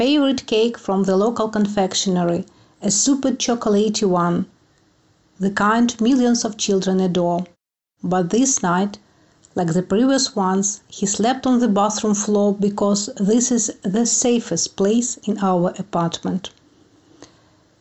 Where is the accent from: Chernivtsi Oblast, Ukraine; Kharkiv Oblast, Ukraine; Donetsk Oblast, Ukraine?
Kharkiv Oblast, Ukraine; Kharkiv; moved away as an adult; I am from Kharkiv, Ukraine